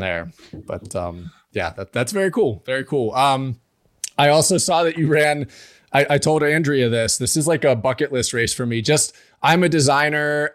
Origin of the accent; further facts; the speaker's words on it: Pittsburgh, Pennsylvania, United States; now in Morgantown, United States; I grew up near Pittsburgh. So I was raised kind of in a town that had sports, but I live near Morgantown, West Virginia now.